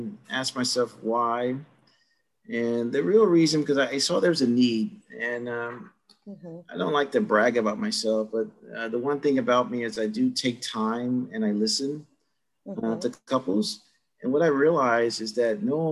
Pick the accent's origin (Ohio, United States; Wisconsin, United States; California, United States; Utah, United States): Ohio, United States; Cleveland; moved away as an adult; also born or lived in Los Angeles; I grew up in Cleveland, Ohio